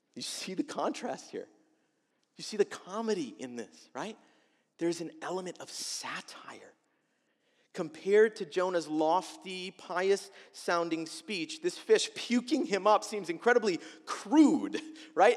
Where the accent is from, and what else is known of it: United States